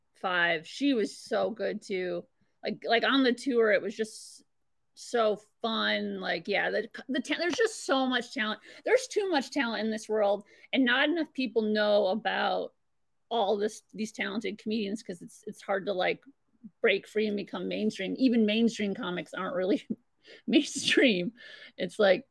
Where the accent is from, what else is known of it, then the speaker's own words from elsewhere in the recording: Ham Lake, Minnesota, United States; I'm from Ham Lake